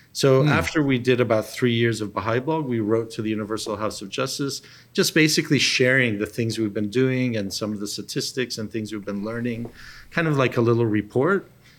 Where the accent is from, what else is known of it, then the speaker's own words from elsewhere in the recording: Papua New Guinea; I grew up with him in Papua New Guinea.